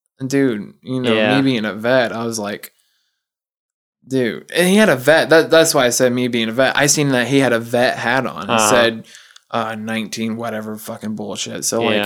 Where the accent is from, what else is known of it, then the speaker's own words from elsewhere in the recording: the South, United States; I grew up in the South, too, and I've heard that expression before.